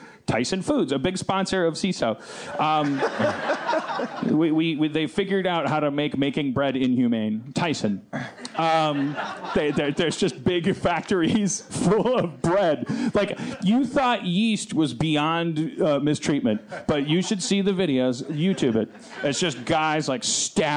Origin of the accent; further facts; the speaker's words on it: United States; I'm American